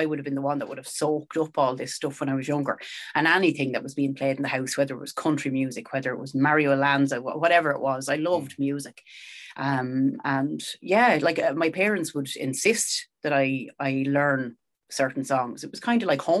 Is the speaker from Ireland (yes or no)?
yes; Sallins, County Kildare, Ireland; I'm from Salins